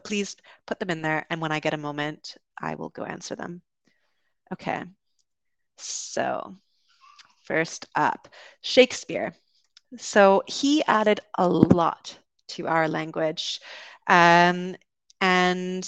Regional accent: Vancouver, British Columbia, Canada; moved away; also born or lived in London, United Kingdom; I grew up in Vancouver on the West Coast

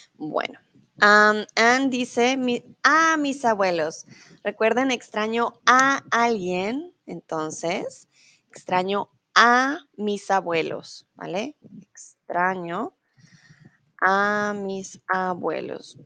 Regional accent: Bogotá, Colombia; accent: neutral; first language Spanish; now in Germany; soy de Colombia, pero soy de Bogotá, soy de la capital. Por lo tanto, mi acento es un poco más neutral.

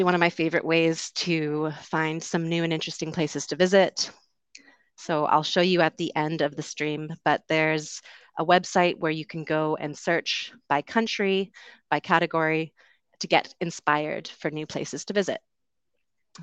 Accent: West Coast of Canada, Canada; moved away as an adult; also born or lived in London, United Kingdom; I'm originally from Canada. I grew up on the West Coast.

